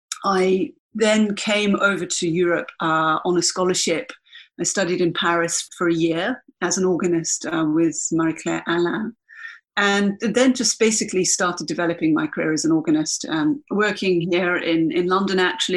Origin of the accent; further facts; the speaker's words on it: Canberra, Australian Capital Territory, Australia; also born or lived in Washington, D.C. / East Dale, Victoria; So I grew up initially in America. And then we came back to Australia. My father was, he was then working as a military attaché. So we came back to Canberra, and I guess Canberra is kind of my home, really, even though I wasn't born there.